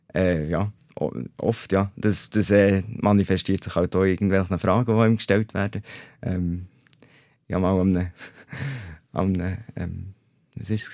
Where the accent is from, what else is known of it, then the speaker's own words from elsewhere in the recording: Oberburg, Bern, Switzerland; dann habe ich dann in die öffentliche Schule gewechselt in Oberburg, wo ich aufgewachsen bin